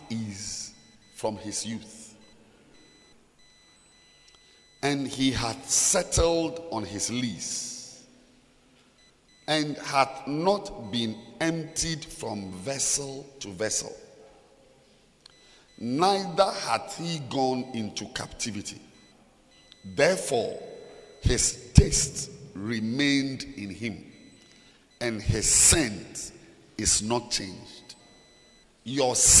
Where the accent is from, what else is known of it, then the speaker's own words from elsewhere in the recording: Ghana; moved away; also born or lived in Zimbabwe; I'm standing here in Zambia, I'm a Ghanaian